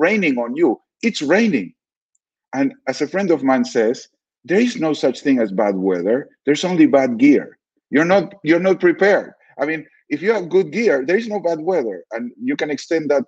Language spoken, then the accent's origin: English; Argentina; I grew up in Argentina under a fairly anti-Semitic regime